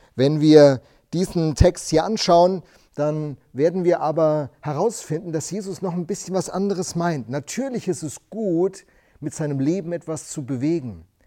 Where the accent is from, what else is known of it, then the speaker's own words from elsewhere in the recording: Rhenish Hesse, Rhineland-Palatinate, Germany; Ich bin in einer Weingegend groß geworden in Rheinhessen